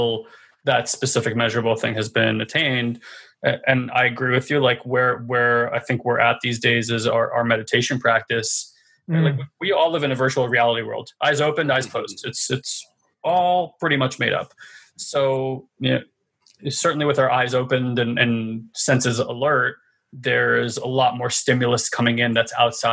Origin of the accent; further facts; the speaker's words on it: New York City, New York, United States; we're New Yorkers, right? It's the city of resiliency.